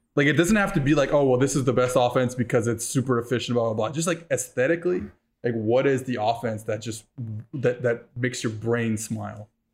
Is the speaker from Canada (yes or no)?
yes; Montreal, Quebec, Canada; I'm from Montreal. I went to Concordia University